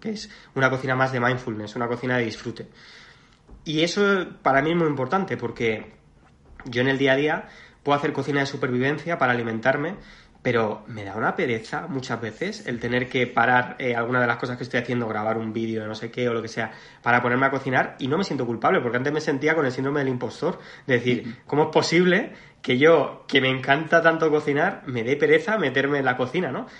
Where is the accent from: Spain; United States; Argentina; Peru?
Spain; Mallorca, Balearic Islands; moved away; que yo soy mallorquín